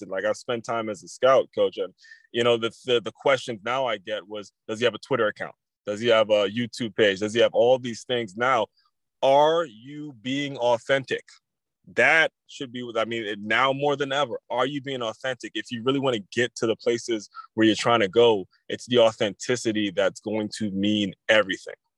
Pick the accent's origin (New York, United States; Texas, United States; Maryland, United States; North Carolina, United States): Maryland, United States; I grew up in Maryland